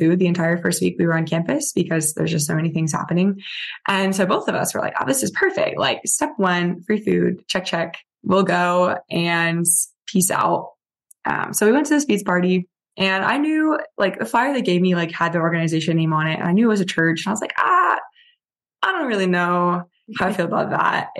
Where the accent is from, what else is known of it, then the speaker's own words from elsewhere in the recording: Virginia Beach, Virginia, United States; I grew up in Virginia Beach